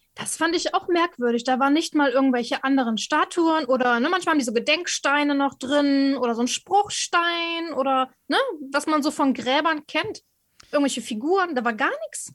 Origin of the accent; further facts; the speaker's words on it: Cologne, North Rhine-Westphalia, Germany; Ich bin ja Kölnerin